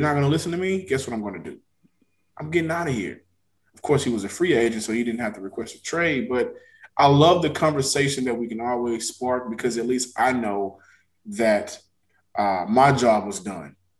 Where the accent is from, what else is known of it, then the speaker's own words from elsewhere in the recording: Texas, United States; I'm from Texas